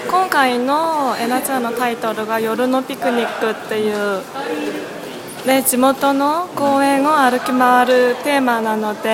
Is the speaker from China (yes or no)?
no; Gangnam, Seoul, South Korea; Japanese is a second language; はい地元です